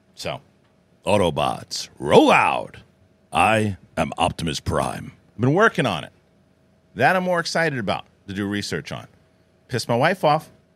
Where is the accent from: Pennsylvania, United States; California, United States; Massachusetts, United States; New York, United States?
New York, United States; It's my hometown.